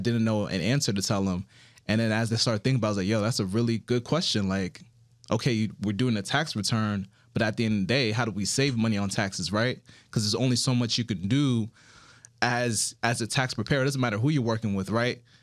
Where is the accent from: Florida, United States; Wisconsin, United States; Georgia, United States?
Florida, United States; Miami; also born or lived in Broward County, Florida; I'm originally from South Florida, Miami, Florida, specifically, and my parents are Haitian